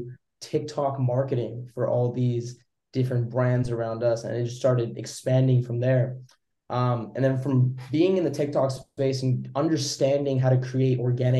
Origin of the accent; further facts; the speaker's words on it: Vancouver, British Columbia, Canada; I'm from Canada, Vancouver.